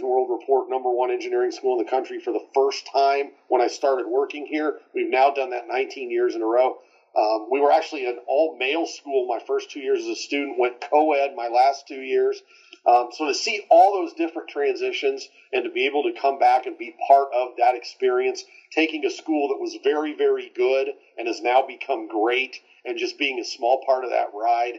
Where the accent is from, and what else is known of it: Terre Haute, Indiana, United States; born or raised there